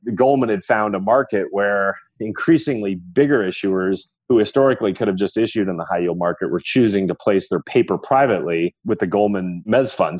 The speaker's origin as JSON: {"language": "English", "town": "Libertyville", "region": "Illinois", "country": "United States", "tie": "born or raised there", "said": "I grew up in the northern suburbs of Chicago, so a suburban town called Libertyville, Illinois."}